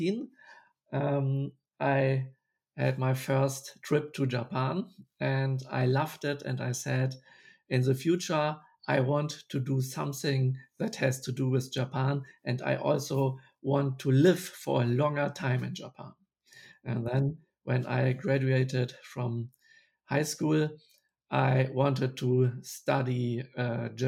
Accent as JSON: {"language": "English", "region": "Bremen", "country": "Germany", "tie": "born or raised there", "second_language": "English", "said": "my hometown, Bremen"}